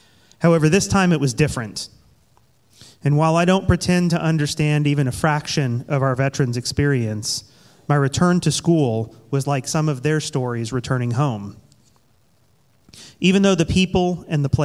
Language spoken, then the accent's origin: English; Tulsa, Oklahoma, United States; I was born in October of 1982 in Tulsa, Oklahoma. From the beginning, I was set apart by being the firstborn and only boy in a family of four kids. I grew up in a loving Christian home, attending the Greek Orthodox Church in downtown Tulsa.